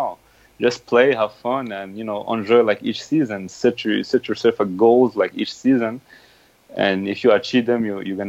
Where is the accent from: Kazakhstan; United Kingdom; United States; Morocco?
Morocco; When I grew up in Morocco, my brother and my father were supporters of Raja.